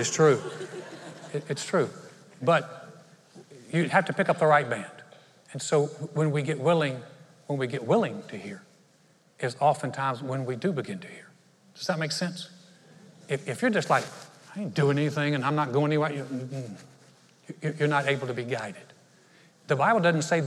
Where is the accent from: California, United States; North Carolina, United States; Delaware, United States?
North Carolina, United States; moved away as an adult; now in Conroe, United States; my home state, it really is beautiful. North Carolina is absolutely beautiful.